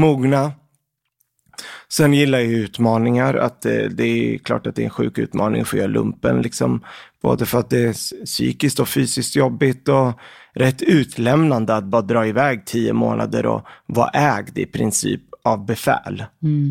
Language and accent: Swedish; Örebro, Örebro County, Sweden; also born or lived in Lebanon; jag är född i Libanon, mm. så att jag kom till eh, Sverige när jag var sex år gammal. Mm. Och då flyttade vi till Örebro. Eh, så där har jag i princip vuxit upp fram tills jag var 18